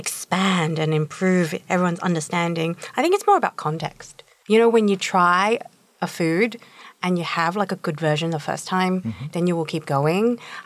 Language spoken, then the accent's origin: English; Australia; moved away; I grew up in Australia